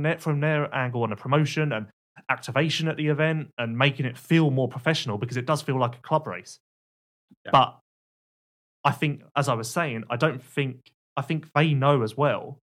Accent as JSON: {"language": "English", "country": "United Kingdom", "said": "Let's just go and have a cup of tea because we're British."}